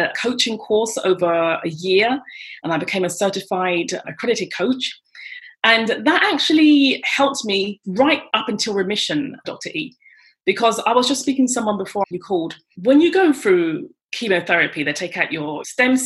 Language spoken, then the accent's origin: English; London, United Kingdom; moved away as an adult; now in France; I'm British, from London, England. And I've been living in France for 26 years.